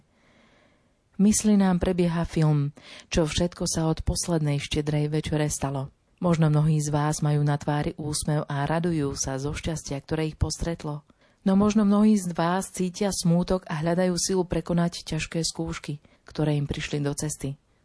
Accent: Dobrá Niva, Banská Bystrica Region, Slovakia; accent: Central Slovak; pochádzam z typicky stredoslovenskej dediny Dobrá Niva, kde sú aj skaly mekie a haluške v misky sa lyžičkov jedli

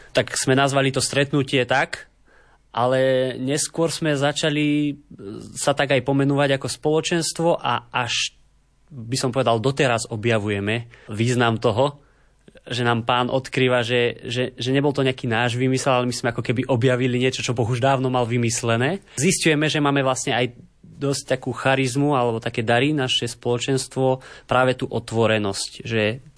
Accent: Hvoznica, Trenčín Region, Slovakia; v mojej rodnej obci Hvoznica, čo je taký paradox, lebo je to úplne malá dedinka

